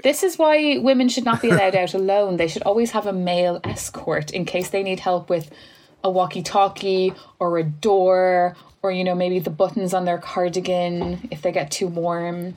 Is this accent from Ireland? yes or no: yes; Ireland